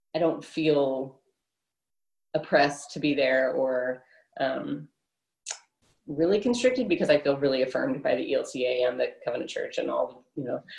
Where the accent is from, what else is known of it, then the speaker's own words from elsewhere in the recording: Houston, Texas, United States; also born or lived in California; I was born in Houston and grew up as a young child here